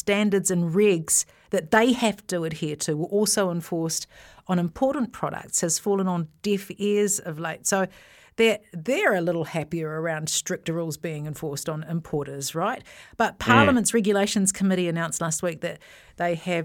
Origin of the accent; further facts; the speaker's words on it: Thames, Waikato, New Zealand; I was born and raised in Thames